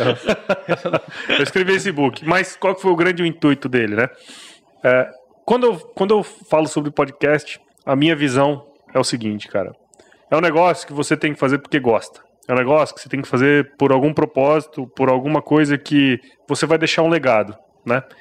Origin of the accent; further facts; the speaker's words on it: Cuiabá, Mato Grosso, Brazil; eu sou mato crossense, né, cara? Eu sou cuiabano mesmo